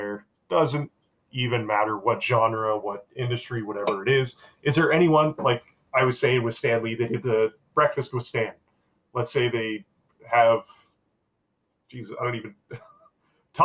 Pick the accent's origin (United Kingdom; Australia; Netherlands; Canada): Canada; as someone growing up with that and as a Canadian